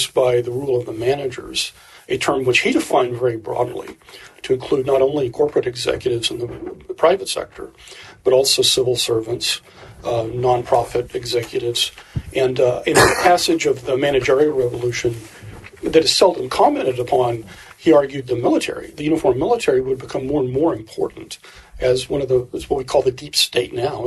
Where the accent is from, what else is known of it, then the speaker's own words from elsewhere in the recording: the American South, United States; As a Southerner, white Southerner, by culture, not by descent